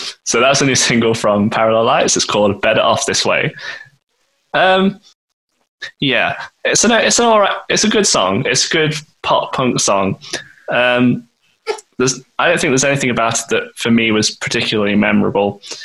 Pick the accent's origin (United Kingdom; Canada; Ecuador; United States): United Kingdom; Nottingham, East Midlands; we're from Nottingham